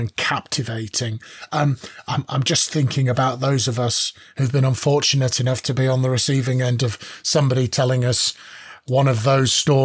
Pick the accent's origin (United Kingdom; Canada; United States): United Kingdom; as a British person, Richard and I are British